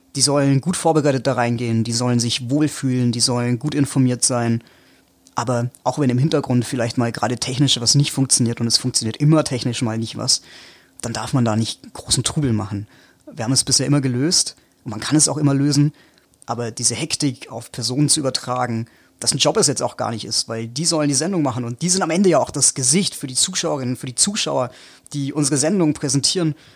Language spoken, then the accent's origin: German; Allgäu, Bavaria, Germany; ich komme aus dem Allgäu, ich komme aus Bayern